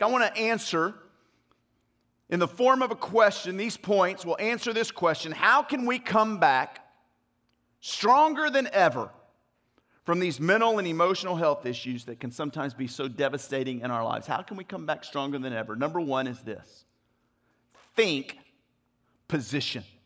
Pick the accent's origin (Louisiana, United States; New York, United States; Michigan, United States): Louisiana, United States; moved away; also born or lived in Mississippi / Arkansas / Dallas, Texas; I'm originally from Louisiana.